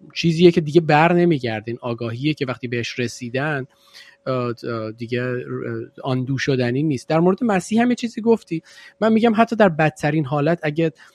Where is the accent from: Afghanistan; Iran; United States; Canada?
Iran; moved away; قبلا که تو ایران بودیم خیلی هم دور نیست همین مثلا ده 15 سال پیش